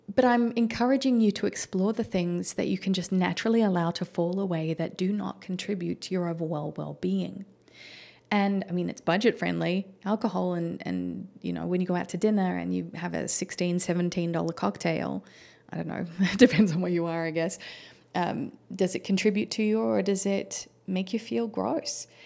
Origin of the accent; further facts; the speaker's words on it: Melbourne, Victoria, Australia; moved away as an adult; now in United States; Melbourne, the city that I grew up